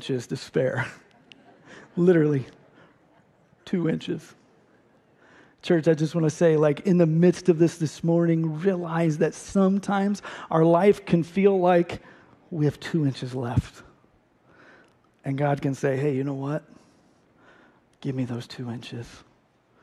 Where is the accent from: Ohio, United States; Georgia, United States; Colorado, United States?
Ohio, United States; moved away as an adult; also born or lived in St. Louis; I grew up in Ohio.